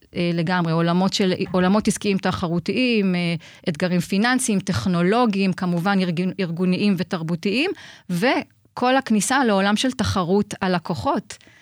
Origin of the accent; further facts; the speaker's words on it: Haifa, Haifa District, Israel; also born or lived in Nigeria; אני חיפאית אה, כל חיי, אה, חוץ מארבע שנים בילדות שבהן גדלתי בניגריה.